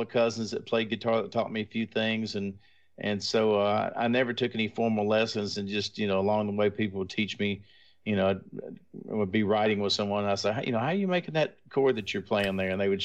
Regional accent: Arkansas, United States; I'm from Arkansas

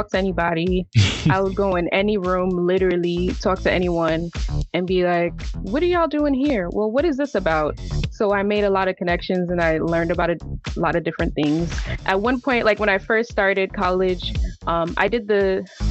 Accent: New York City, New York, United States; also born or lived in Massachusetts; I was born in Massachusetts, but I'm from Brooklyn

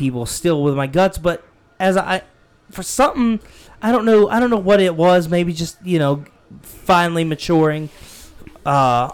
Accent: Pennsylvania, United States; now in South Carolina, United States; I moved from Pennsylvania to South Carolina is because people up there were so mean to me growing up

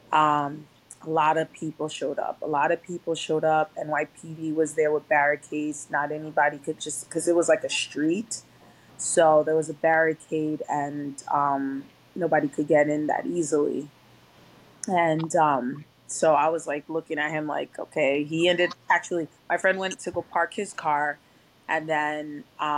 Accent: Rockland County, New York, United States; I'm from Rockland County, which is about 45 minutes away from New York City

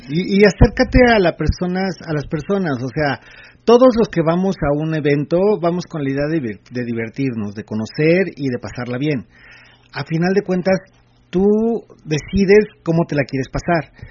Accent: State of Mexico, Mexico; no soy del DF somos del Estado de México

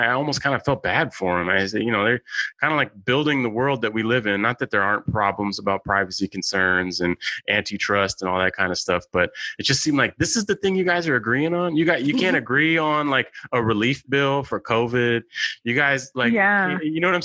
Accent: San Francisco, California, United States; I'm a San Francisco native. I grew up in San Francisco

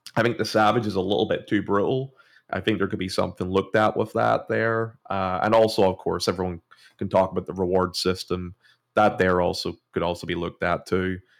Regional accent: Ireland; I'm from Ireland

